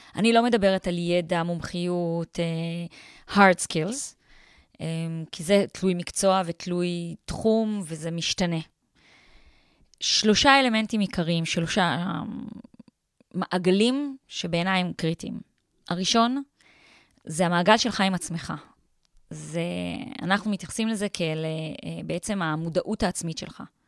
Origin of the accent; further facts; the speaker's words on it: Tel Aviv, Tel Aviv District, Israel; אני בן אדם חילוני לגמרי, אני תל אביבית